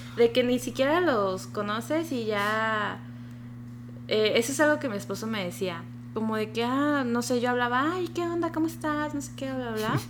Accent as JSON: {"language": "Spanish", "country": "Mexico", "moved": "as an adult", "lives_now": "Japan"}